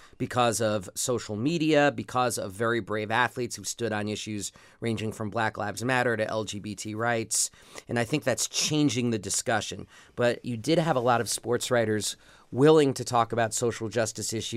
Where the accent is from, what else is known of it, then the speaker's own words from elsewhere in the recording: New York City, New York, United States; growing up in New York City